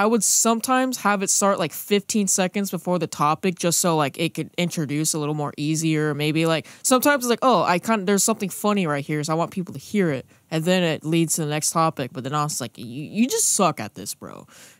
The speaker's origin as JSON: {"language": "English", "region": "California", "country": "United States", "said": "I'm a Californian. That's what we do. I'm in the LA area."}